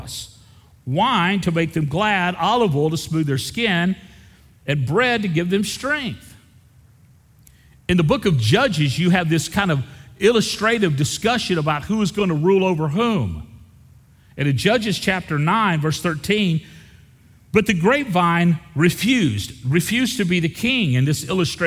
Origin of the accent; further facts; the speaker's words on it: the South, United States; I grew up in the South in a family that was more concerned about our reputation than our devotion